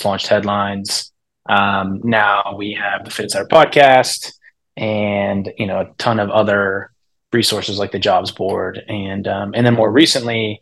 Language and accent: English; Pittsburgh, Pennsylvania, United States; I'm from Pittsburgh